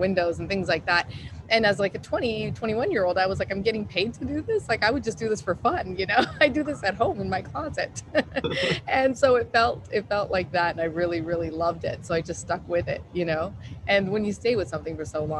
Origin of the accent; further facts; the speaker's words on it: Calgary, Alberta, Canada; moved away as an adult; also born or lived in Houston / San Francisco; now in New York City, United States; I'm from Calgary, Alberta, in Canada